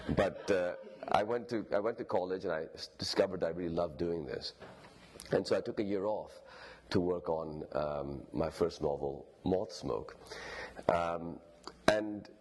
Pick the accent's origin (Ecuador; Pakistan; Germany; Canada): Pakistan; Lahore, Punjab; first language Urdu; moved away as an adult; also born or lived in Stanford, California, United States / New York, United States / London, United Kingdom; in the 1980s, when I was growing up in Lahore